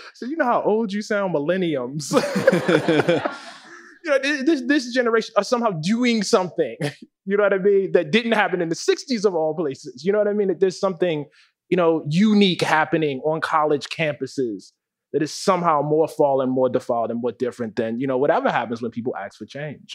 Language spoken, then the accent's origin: English; Baltimore, Maryland, United States; when I was a kid growing up in West Baltimore